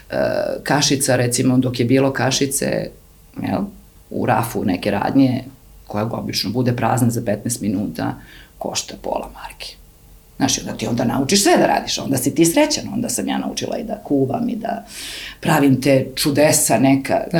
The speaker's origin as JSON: {"language": "Croatian", "country": "Serbia", "tie": "born or raised there", "said": "Ja sam odrasla na Kolubari, na reci, Ne u luksuzu, ali sam odrastala"}